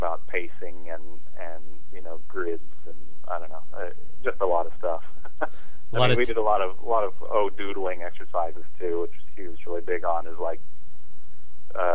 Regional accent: Kansas, United States; moved away; also born or lived in western Illinois / Chicago; I'm from Kansas originally

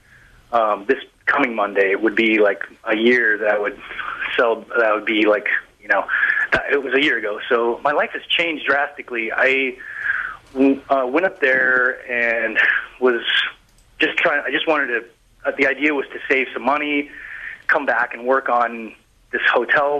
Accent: Colorado, United States; moved away; also born or lived in Denver / Vermont; I grew up in Colorado, so I was in the mountains all the time when I was a kid

